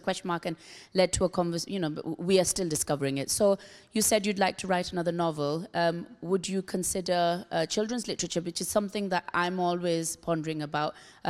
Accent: Karachi, Sindh, Pakistan; now in United Kingdom; I am a Pakistani. I was born in Karachi.

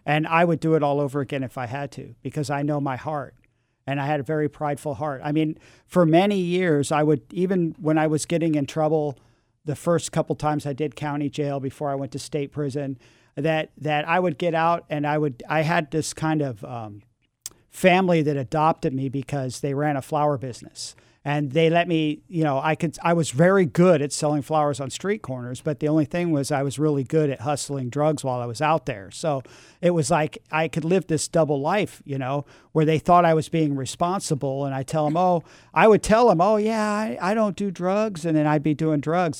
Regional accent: San Francisco, California, United States; I grew up in San Francisco in the, in the six, in, in the seventies, and, and my parents had moved to San Francisco in nineteen sixty-seven for the summer of love. I was two years old

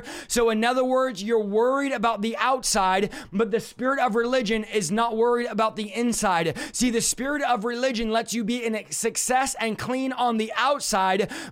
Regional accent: California, United States; I'm from California

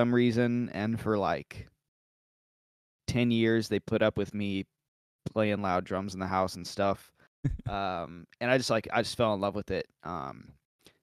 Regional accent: Joppa, Missouri, United States; moved away as an adult; now in Nashville, United States; I grew up in Joppa, Missouri.

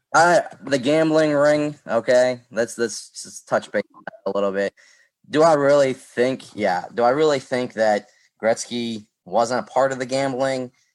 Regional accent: Pittsburgh, Pennsylvania, United States; I'm from Pittsburgh

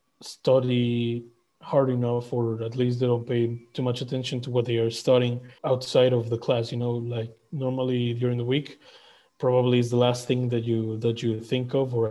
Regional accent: Mexico; first language Spanish; English is a second language

